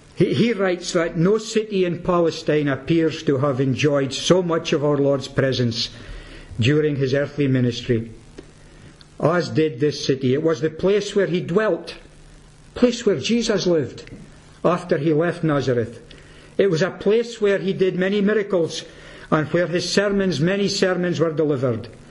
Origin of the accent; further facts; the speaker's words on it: Peterhead, Scotland, United Kingdom; I'm from Peterhead